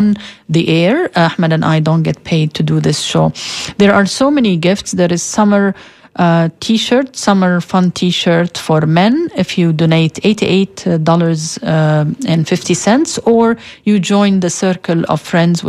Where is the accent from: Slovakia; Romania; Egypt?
Egypt; moved away; I grew up in Egypt